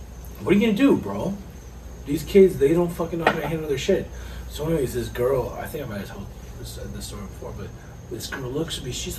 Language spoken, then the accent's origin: English; Tampa, Florida, United States; I'm from Tampa